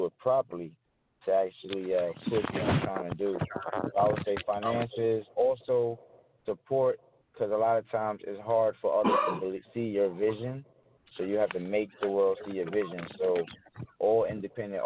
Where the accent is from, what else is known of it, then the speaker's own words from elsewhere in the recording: New York City, New York, United States; I'm from the Bronx, New York